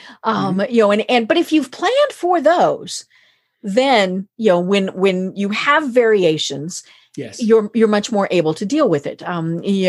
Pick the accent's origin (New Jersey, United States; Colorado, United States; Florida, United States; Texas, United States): Colorado, United States; I'm from Colorado